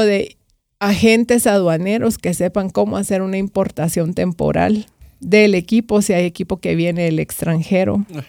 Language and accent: Spanish; Guatemala; como guatemaltecos